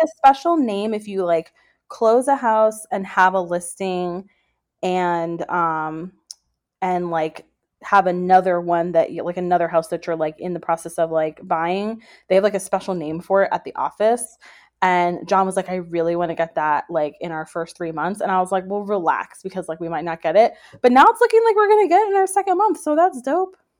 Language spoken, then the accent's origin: English; Orlando, Florida, United States; I grew up in Orlando